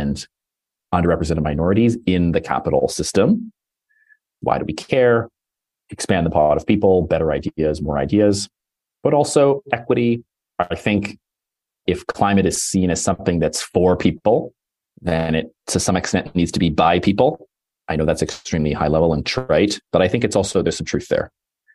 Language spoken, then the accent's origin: English; Toronto, Ontario, Canada; now in Los Angeles, United States; I live in LA and I'm from Toronto.